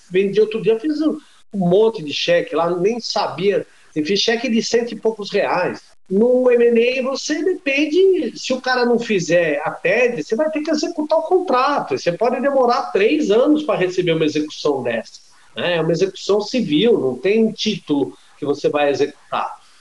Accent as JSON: {"language": "Portuguese", "country": "Brazil", "said": "como brasileiro"}